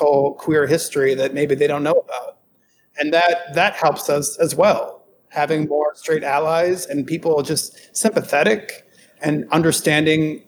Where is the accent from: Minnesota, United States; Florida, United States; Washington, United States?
Minnesota, United States; Minneapolis; growing up in Minneapolis